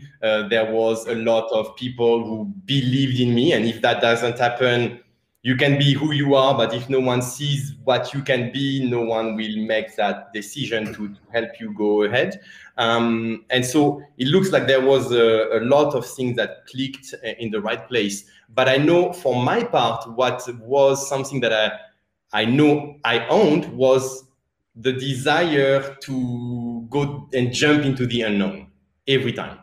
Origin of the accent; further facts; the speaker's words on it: France; accent: French; English is a second language; moved away; my French accent